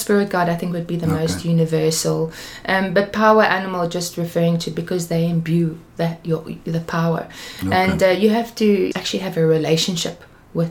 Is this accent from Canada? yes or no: no; Cape Town, Western Cape, South Africa; also born or lived in England / Peru; I am from Cape Town, born here. I've done quite a bit of traveling, but I'm from here